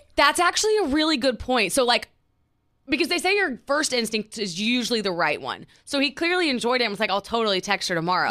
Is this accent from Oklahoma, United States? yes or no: yes; Oklahoma, United States; moved away as an adult; now in New York City, United States; we're from Oklahoma